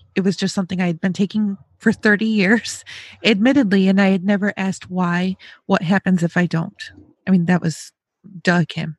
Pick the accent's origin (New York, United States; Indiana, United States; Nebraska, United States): New York, United States; now in Ohio, United States; I'm also from the Northeast. I'm from New York.